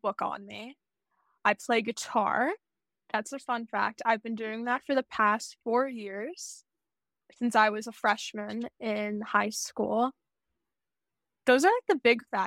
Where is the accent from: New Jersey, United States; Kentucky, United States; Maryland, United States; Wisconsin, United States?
Maryland, United States; Lutherville-Timonium; I grew up in Maryland. I currently reside there.